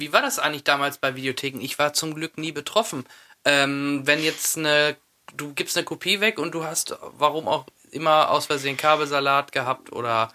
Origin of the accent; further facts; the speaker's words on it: Soest, North Rhine-Westphalia, Germany; bei uns da in Soest